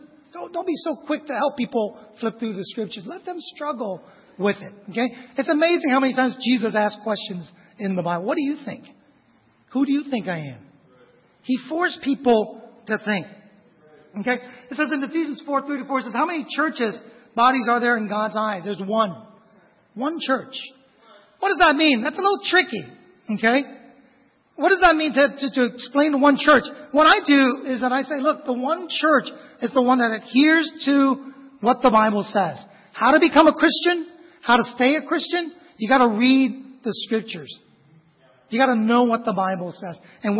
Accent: Vietnam; moved away; I was a foreigner. I was an immigrant from Vietnam.

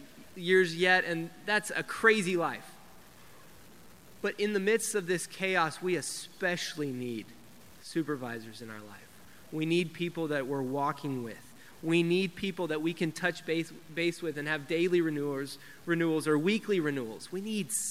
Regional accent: Denver, Colorado, United States; I grew up in Denver. I grew up in the teen ministry in Denver.

